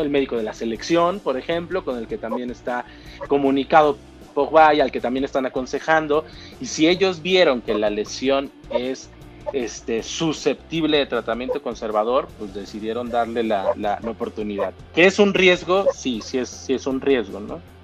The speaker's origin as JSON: {"language": "Spanish", "country": "Mexico", "said": "soy mexicano"}